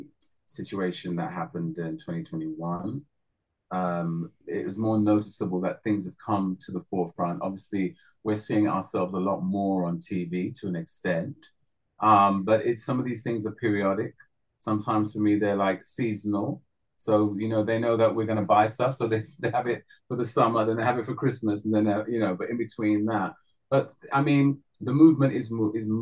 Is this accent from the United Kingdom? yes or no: yes; London, United Kingdom; I'm the one from North London.